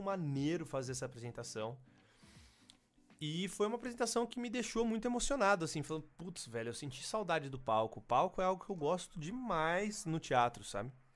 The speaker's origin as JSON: {"language": "Portuguese", "town": "São Carlos", "region": "São Paulo", "country": "Brazil", "said": "eu sou de São Carlos"}